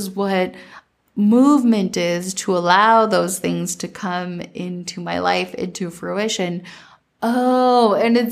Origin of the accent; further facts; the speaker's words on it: Minnesota, United States; growing up in Minnesota